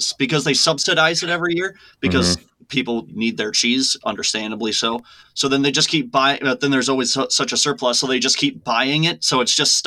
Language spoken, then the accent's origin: English; Wisconsin, United States; I'm from Wisconsin. I'm not from the United States. I'm from Wisconsin